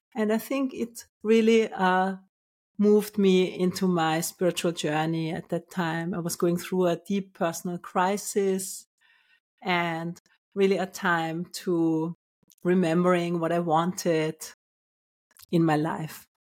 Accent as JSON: {"language": "English", "region": "Vienna", "country": "Austria", "tie": "born or raised there", "also_born_or_lived": "Finland / Australia / United Kingdom / London", "moved": "as an adult", "lives_now": "Portugal", "said": "I was born in Austria, in Vienna"}